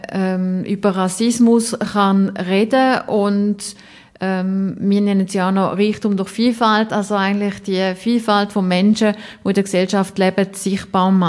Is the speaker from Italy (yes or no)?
no; Brazil; German is a second language; now in Germany; Ähm, also ich komme ja aus Brasilien.